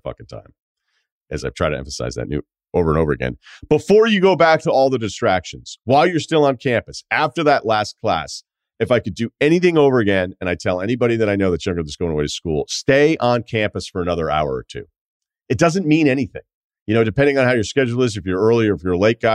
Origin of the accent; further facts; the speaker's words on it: Martha's Vineyard, Massachusetts, United States; moved away as an adult; also born or lived in Burlington, Vermont; growing up on Martha's Vineyard